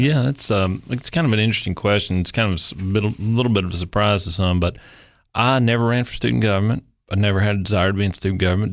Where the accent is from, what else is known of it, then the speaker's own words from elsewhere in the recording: Upper East Tennessee, United States; moved away as an adult; now in Cookeville, United States; I actually grew up in Upper East Tennessee